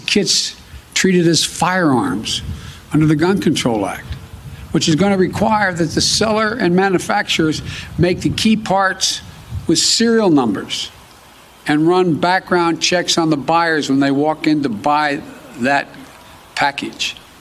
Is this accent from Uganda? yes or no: no; Delaware, United States; my home state of Delaware